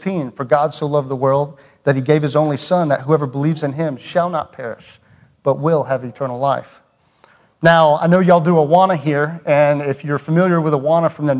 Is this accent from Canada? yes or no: no; Cumming, Georgia, United States; moved away; I grew up in Cumming, Georgia. If you're familiar with Cumming, it's a little north of Atlanta